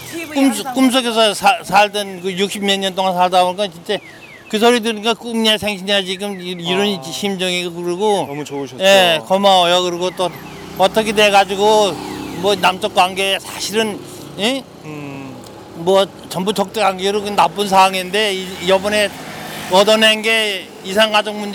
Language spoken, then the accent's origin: Korean; North Korea; now in South Korea; 나도 실향민인데 네. 고향에 저 어머니 아버지랑 그 동생들 살고 있었는데